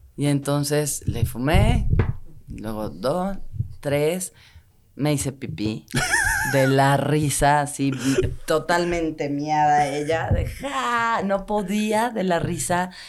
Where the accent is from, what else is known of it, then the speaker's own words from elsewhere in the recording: Mexico City, Mexico; yo crecí en Tlatelolco hasta los 35 me fui de ahí